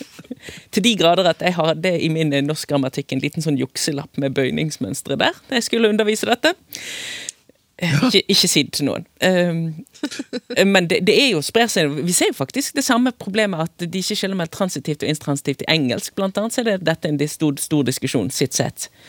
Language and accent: Norwegian; Bergen, Vestland, Norway; accent: Bergen dialect; jeg er jo bergenser